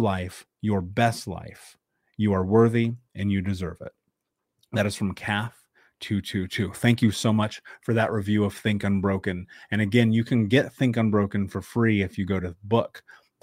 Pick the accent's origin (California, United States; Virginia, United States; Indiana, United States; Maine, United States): Indiana, United States; Indianapolis; a fellow Midwesterner growing up in Indianapolis